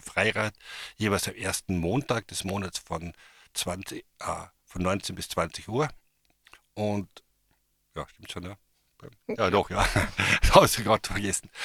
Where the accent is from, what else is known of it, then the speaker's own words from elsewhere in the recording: a village in Carinthia, Austria; ich bin in, einem Dorf in Kärnten aufgewachsen